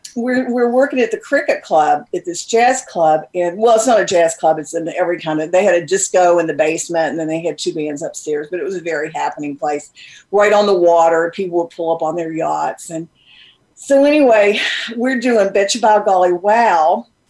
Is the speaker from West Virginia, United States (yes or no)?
yes; southern West Virginia, United States; I grew up in the South in my mm-hmm. southern part of West Virginia.